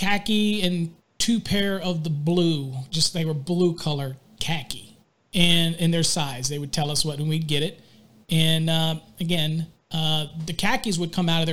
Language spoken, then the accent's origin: English; Virginia, United States; now in Texas, United States; I'm from Virginia, so I say drawer